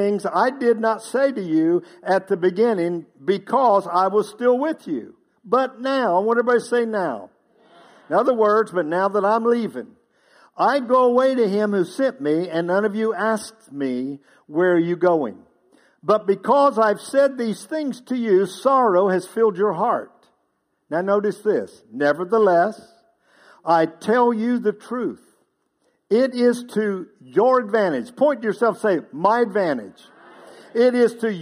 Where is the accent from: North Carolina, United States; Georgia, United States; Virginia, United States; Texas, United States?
North Carolina, United States; Outer Banks of; moved away; I grew up on the Outer Banks of North Carolina.